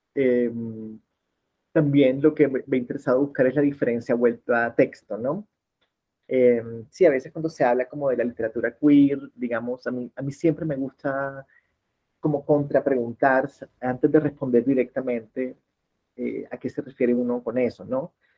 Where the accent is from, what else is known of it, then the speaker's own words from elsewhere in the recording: Barranquilla, Atlántico, Colombia; now in Bogotá, Colombia; soy de Barranquilla, en la costa caribe colombiana, pero hace 23 años vivo en Bogotá